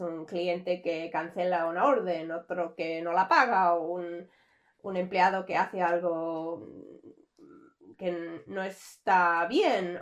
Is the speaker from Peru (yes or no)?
no; Canada; soy canadiense. Mm, nací en Canadá, me crié aquí, toda la vida he vivido aquí